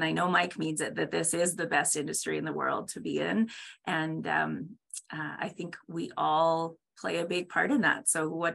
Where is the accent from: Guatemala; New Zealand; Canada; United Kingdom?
Canada; I'm Canadian